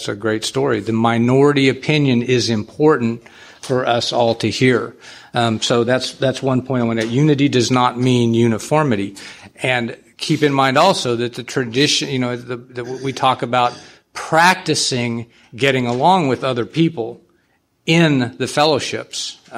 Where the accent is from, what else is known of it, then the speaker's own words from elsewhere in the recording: San Antonio, Texas, United States; I'm a sexaholic from San Antonio.